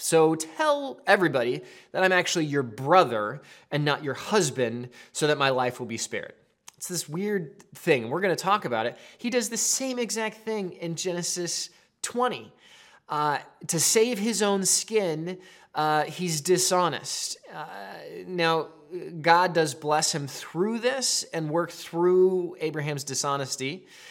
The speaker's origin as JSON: {"language": "English", "town": "Seattle", "region": "Washington", "country": "United States", "also_born_or_lived": "Colorado", "moved": "as an adult", "said": "I'm from Seattle"}